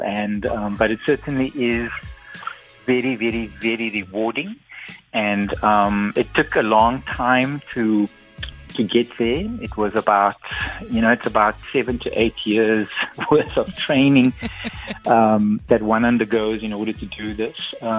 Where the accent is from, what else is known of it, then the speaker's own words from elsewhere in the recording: Cape Town, Western Cape, South Africa; also born or lived in Kensington, Cape Town; I grew up in Belhar and went to Erika Primary.